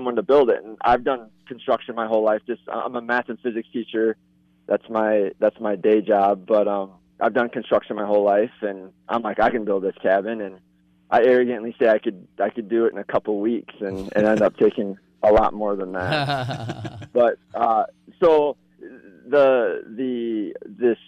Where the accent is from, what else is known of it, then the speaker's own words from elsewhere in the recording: Ladysmith, Wisconsin, United States; also born or lived in Chetek, Wisconsin; I'm actually from Ladysmith, born and raised in Ladysmith, Wisconsin, which is just down the road.